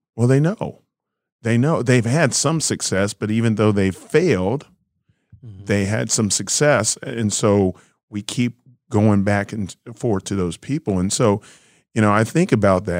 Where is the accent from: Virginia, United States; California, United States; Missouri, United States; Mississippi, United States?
Missouri, United States; Kansas City; I was born in Kansas City, Missouri